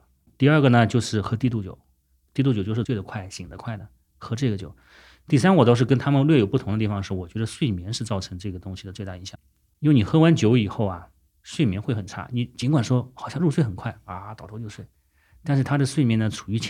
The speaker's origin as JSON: {"language": "Chinese", "region": "Guangdong", "country": "China", "said": "以前总是觉得说啊，我们是广东人自家煲的汤，要比外面的快餐要好。"}